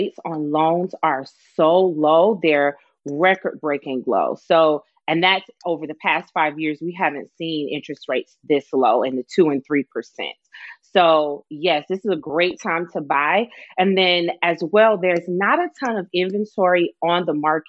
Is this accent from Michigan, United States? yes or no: yes; Detroit, Michigan, United States; now in Florida, United States; I am from Detroit